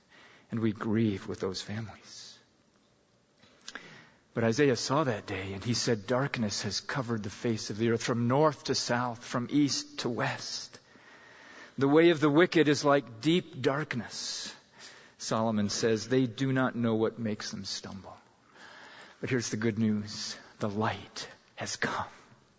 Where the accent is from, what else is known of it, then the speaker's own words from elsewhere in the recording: Pakistan; And I remember a time back in junior high school growing up in Pakistan, we went camping in the foothills of the Himalaya Mountains